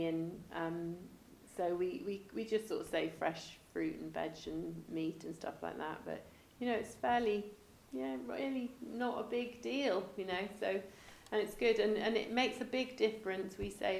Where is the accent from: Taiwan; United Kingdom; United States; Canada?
United Kingdom; England; And they would never say it because we're very English and we don't want to.